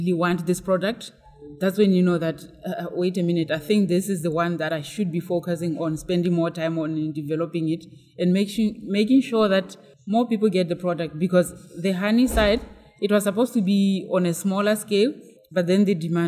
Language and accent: English; Botswana; I'm from Botswana, which is a country that has more cows than people.